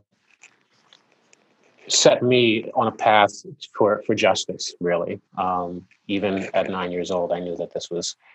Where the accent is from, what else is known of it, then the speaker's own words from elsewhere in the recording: New York, United States; moved away; also born or lived in Jersey City, New Jersey; originally I'm from New York, Brooklyn, also lived in Jersey City for a while